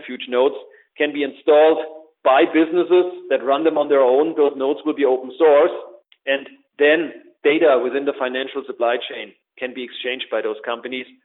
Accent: Germany; accent: German; English is a second language; as you undoubtedly can hear in my beautiful German accent, that's where I come from

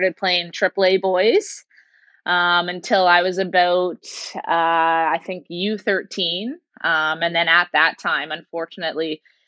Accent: Brampton, Ontario, Canada; And so I grew up playing in Brampton for the Brampton Candidates.

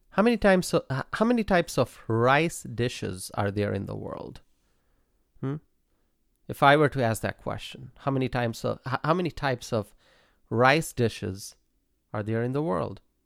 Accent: Bangladesh; English is a second language; moved away as an adult; now in United States; I was born and raised in Bangladesh and I came to America to make this country my home.

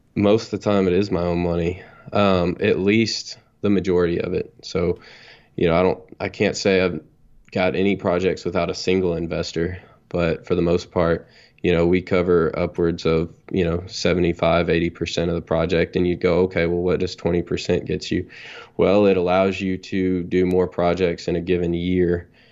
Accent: North Texas, United States; I'm from Texas. I'm twenty-nine years old. And I guess I grew up here in North Texas

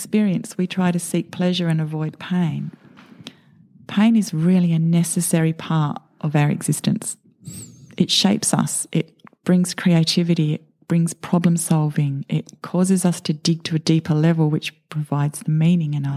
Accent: United Kingdom; moved away; I was born in the UK into a really average suburban existence.

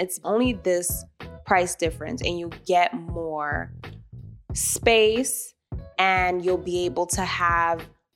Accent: New York City, New York, United States; Growing up in New York City, I have people from the Caribbean, people from Africa

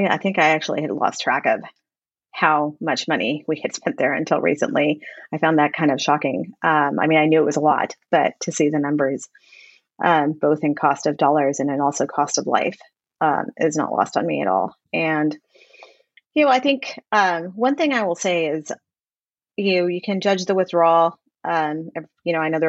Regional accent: Texas, United States; I'm from Texas

